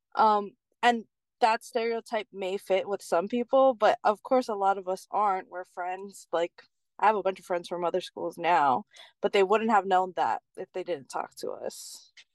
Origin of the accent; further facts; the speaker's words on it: Keaau, Hawaii, United States; also born or lived in Hilo, Hawaii; I grew up in Cal, so I rode the Cal bus to school.